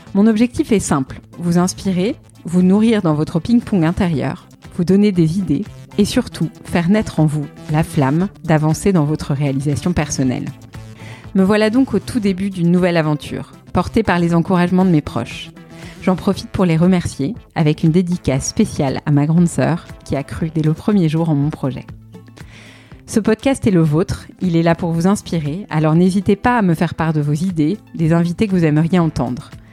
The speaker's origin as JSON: {"language": "French", "town": "Paris", "region": "Île-de-France", "country": "France", "said": "je suis parisienne"}